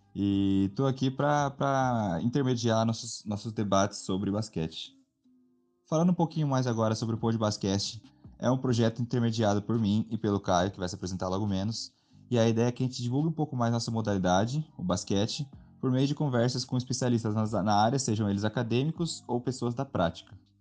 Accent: São José dos Campos, São Paulo, Brazil; Sou de São José dos Campos

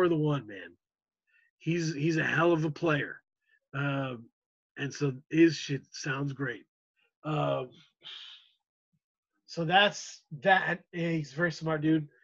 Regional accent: United States; as an American audience

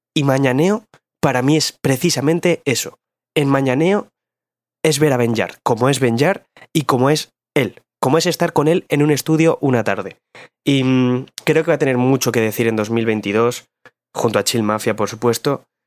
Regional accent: Bilbao, Basque Country, Spain; vengo del barrio minero de Bilbao.

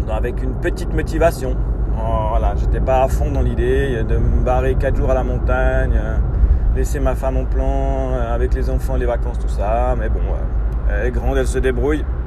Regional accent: Switzerland; en tant que Suisse

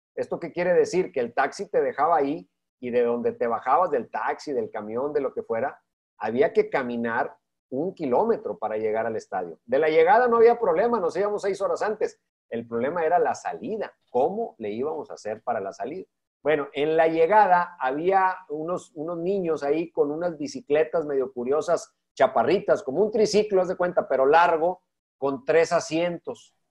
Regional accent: Monterrey, Nuevo León, Mexico; siendo yo de Monterrey, viviendo toda mi infancia en Monterrey

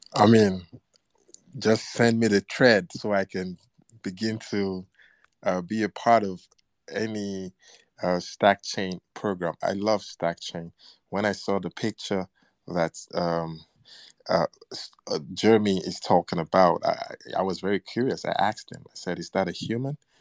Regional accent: Nigeria; I am black and I'm Nigerian

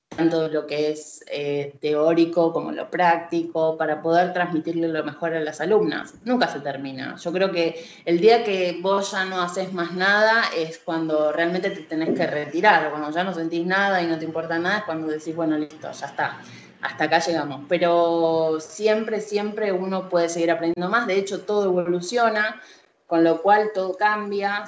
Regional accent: Argentina; Soy argentina

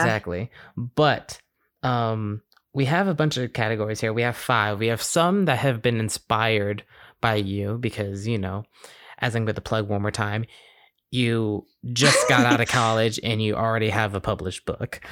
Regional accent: Glen Allen, Virginia, United States; also born or lived in Suffolk, Virginia; I've lived in this, like, area, Glen Allen, for my entire life

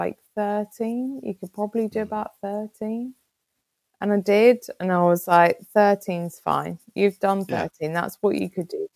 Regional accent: Kent, South East England, United Kingdom; now in Jersey; I'm from Kent

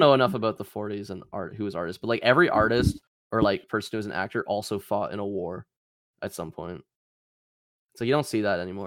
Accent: Canada

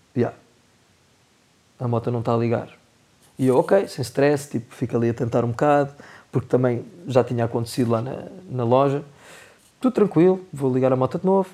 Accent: Portugal; quando os portugueses estão a falar inglês, toda a gente sabe qual é o sotaque que a gente tem

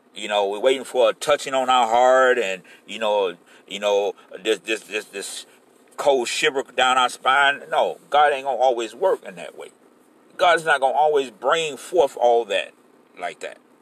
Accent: Florida, United States; this is my home state

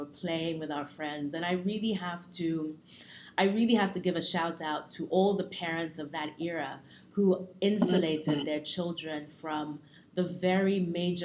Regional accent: Lagos, Nigeria; first language English; moved away; also born or lived in London, United Kingdom; I was born in Lagos to a mother who is Yoruba

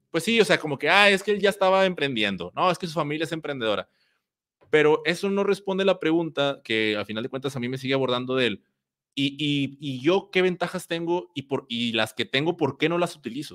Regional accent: Mexico; acá en mi país, en México

